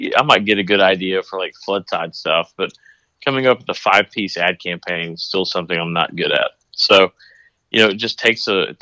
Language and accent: English; Dallas, Texas, United States; moved away as an adult; also born or lived in Wyoming / Atlanta; being from Dallas